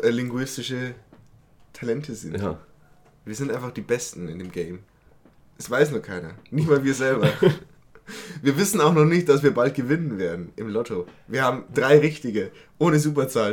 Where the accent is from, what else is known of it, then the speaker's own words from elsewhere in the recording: Berching, Bavaria, Germany; da wo ich herkomme aus Berching